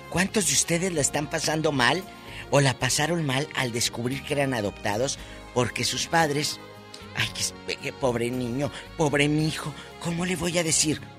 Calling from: Fontana, California, United States; de Fontana, California.

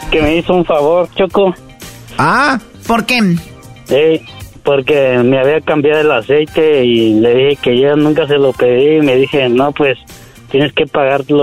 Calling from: Oxnard, California, United States; De Oxnard.

